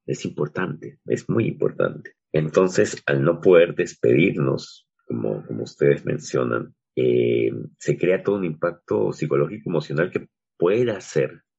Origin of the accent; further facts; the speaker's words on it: Peru; nuestro caso particular como, como peruanos